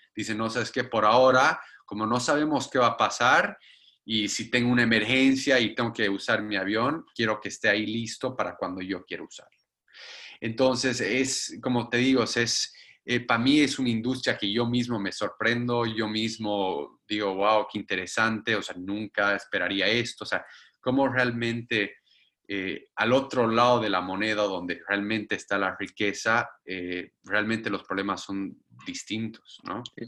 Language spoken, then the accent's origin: Spanish; Bolivia; moved away